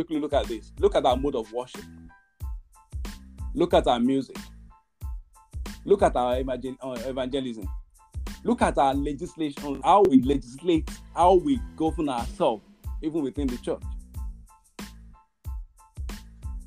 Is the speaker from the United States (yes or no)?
no; Nigeria; my nation Nigeria